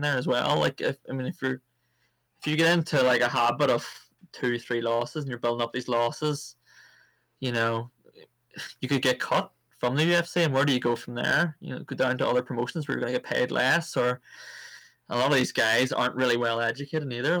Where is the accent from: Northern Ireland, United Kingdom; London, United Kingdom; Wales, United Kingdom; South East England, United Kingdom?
Northern Ireland, United Kingdom; Cookstown; I came from Cookstown, and the town was so segregated when it came to the likes of sports